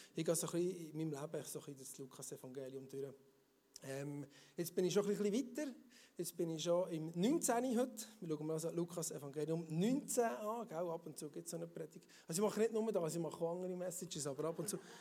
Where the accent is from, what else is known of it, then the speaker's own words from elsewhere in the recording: Emmental, Bern, Switzerland; im Emmental, dort hier, wo ich herkomme